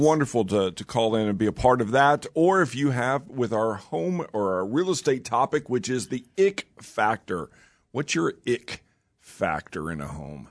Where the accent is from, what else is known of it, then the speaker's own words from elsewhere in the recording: Oklahoma, United States; moved away as an adult; also born or lived in Raleigh, North Carolina; I grew up here in Oklahoma